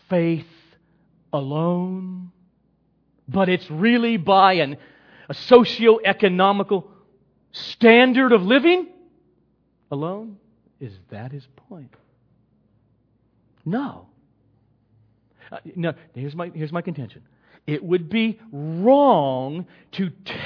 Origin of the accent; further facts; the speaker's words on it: Los Angeles, California, United States; I was born here in the Los Angeles area.